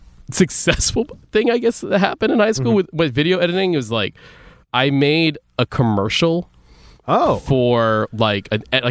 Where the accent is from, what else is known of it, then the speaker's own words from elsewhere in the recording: Philippines; because we're Catholic.